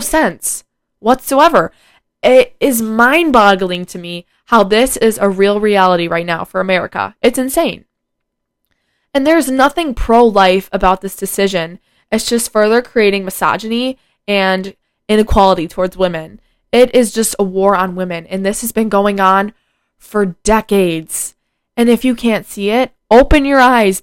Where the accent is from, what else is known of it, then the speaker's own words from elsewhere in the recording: United States; it's kind of embarrassing being an American right now